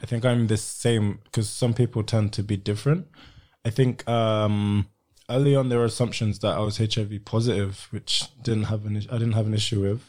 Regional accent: Sierra Leone; I'm from Sierra Leone, which isn't far from Ghana

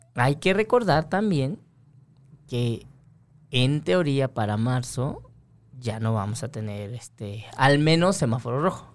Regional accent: Mexico

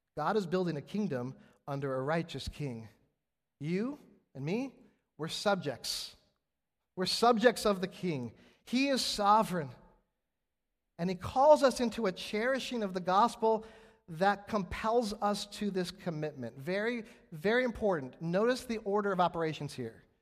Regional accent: West Coast, United States; moved away; I'm from the West Coast

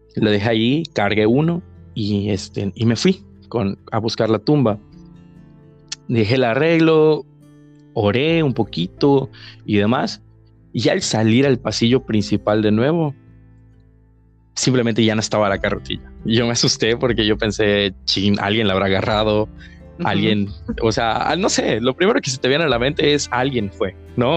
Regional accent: Mexico; el cementerio de aquí de mi pueblo

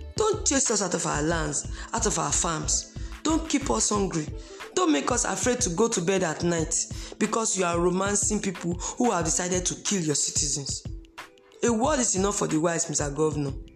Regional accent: Uromi, Edo, Nigeria; moved away; I'm from Edo State. Could not travel to my place in Uromi

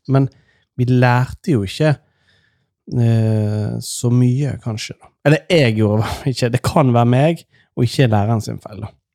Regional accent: Nordfjord, Vestland, Norway; I Nordfjord, der jeg kommer fra

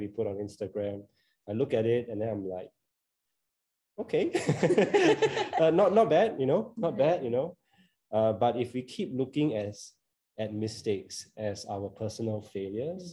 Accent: Singapore; I grew up in Singapore

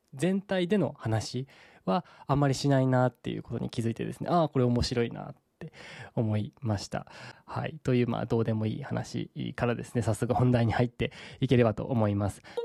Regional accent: Saga, Japan; 僕の地元である佐賀県

